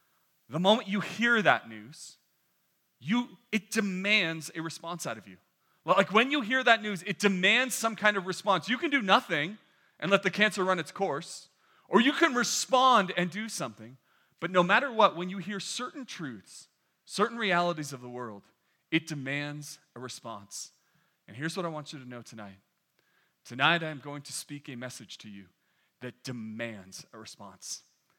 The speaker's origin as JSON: {"language": "English", "region": "New York", "country": "United States", "tie": "born there", "said": "if I were to tell you that I was born not in California but in the great state of New York, that is a true story. That is where I was born."}